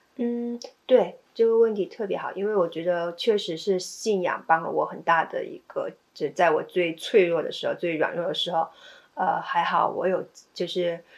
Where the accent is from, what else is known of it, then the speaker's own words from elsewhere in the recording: China; moved away as an adult; now in United States; 我是在一个美，呃，美国人开的理发店，呃，就是我是唯一一个中国人